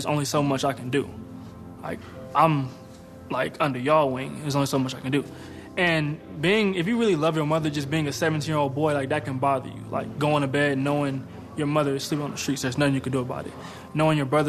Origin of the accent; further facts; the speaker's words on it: Pomona, California, United States; moved away; I grew up in Pomona, California. It's probably like 30 minutes from L.A.